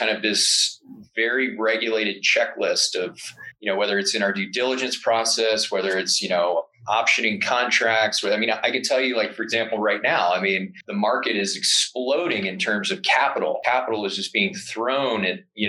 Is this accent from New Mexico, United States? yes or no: no; Delaware, United States; moved away as an adult; now in Jackson, United States; I'm from Delaware. One of the first jobs I had when I was younger was working at Dogfish Head Brewery